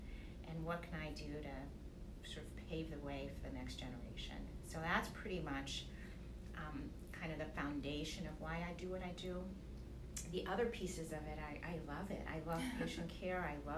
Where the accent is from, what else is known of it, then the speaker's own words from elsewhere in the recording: New York City, New York, United States; My mother is from Austin, Texas, and they met in New York. So I think that makes me a New Yorker. And I lived in New York for almost 20